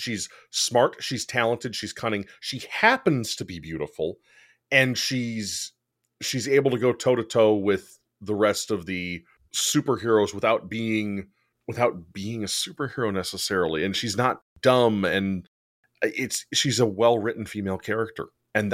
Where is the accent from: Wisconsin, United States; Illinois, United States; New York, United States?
Wisconsin, United States; We're from Wisconsin.